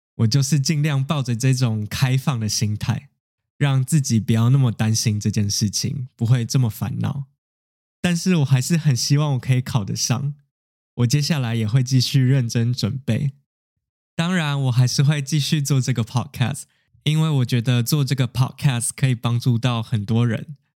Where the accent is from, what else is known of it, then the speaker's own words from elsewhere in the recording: Taiwan; 就跟我们台湾人的过年是一样的